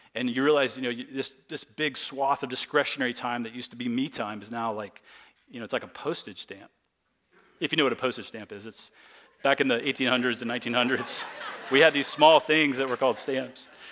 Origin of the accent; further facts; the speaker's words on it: United States; as American Christians